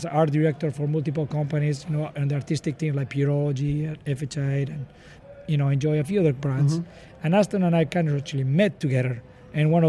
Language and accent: English; Pamplona, Navarre, Spain; moved away as an adult; also born or lived in Seattle area, United States; now in United States; I'm from Spain, from Polona, where they do Running with the Bulls